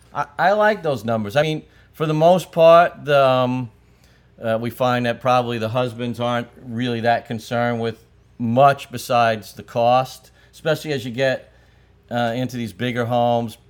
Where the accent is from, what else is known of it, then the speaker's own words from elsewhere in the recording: New York City, New York, United States; I grew up in Brooklyn